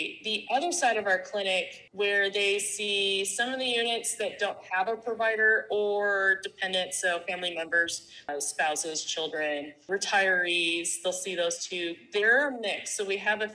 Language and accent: English; United States; moved away as an adult; also born or lived in North Carolina / San Antonio, Texas; now in Germany